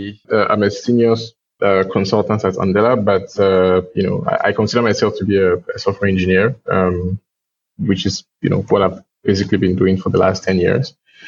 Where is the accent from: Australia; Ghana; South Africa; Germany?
Ghana; born there; also born or lived in Togo; So I was born in Ghana. I moved to Togo my parents moved to Ghana during the, political things happening in Togo in the late 90s.